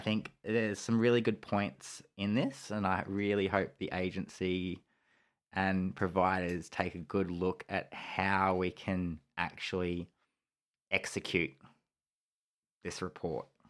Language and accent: English; Geelong, Victoria, Australia; it's my hometown